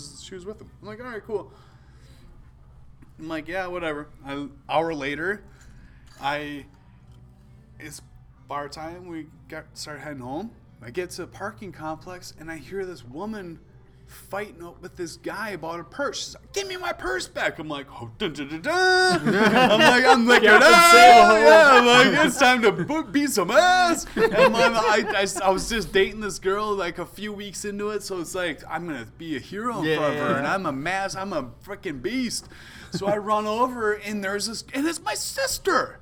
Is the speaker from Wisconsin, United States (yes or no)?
yes; Wisconsin, United States; we grew up in Wisconsin